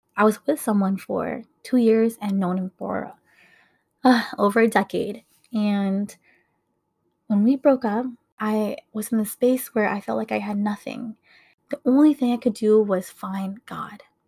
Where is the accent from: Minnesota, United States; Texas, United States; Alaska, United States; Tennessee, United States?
Minnesota, United States; I was born and raised here in Minnesota